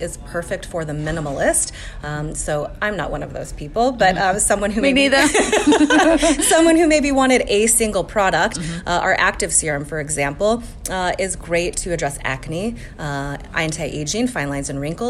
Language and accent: English; Colorado, United States; I'm from Colorado, and so it's also very dry there